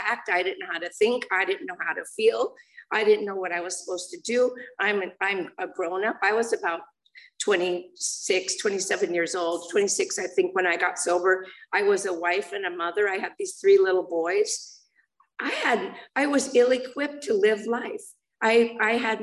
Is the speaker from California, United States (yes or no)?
yes; Los Angeles, California, United States; I grew up in the San Fernando Valley. And I was born in Los Angeles